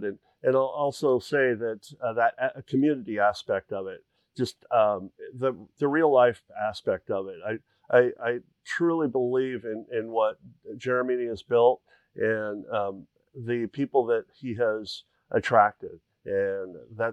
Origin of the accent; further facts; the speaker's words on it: the Northwest, Pacific Northwest, United States; moved away as an adult; now in Tucson, United States; I grew up in the Northwest all my life